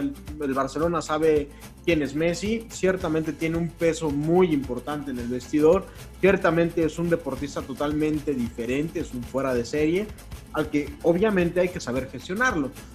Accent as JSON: {"language": "Spanish", "region": "Mexico City", "country": "Mexico", "moved": "yes", "lives_now": "Querétaro, Mexico", "said": "soy de CDMX"}